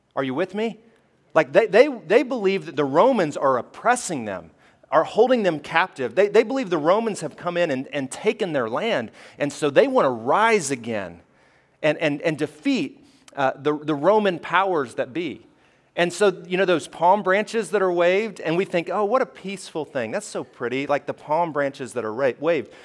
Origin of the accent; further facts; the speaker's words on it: Alabama, United States; I grew up in Alabama